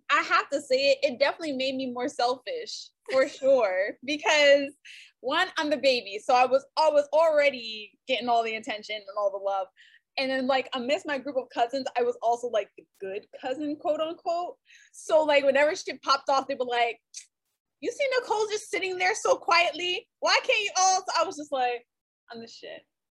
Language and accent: English; Brooklyn, New York, United States; I am from Brooklyn. {S0} Oh, yeah. {S1} Born and partially bred is what I say because I moved around a lot. But my parents are from Brooklyn. All my fam's in Brooklyn.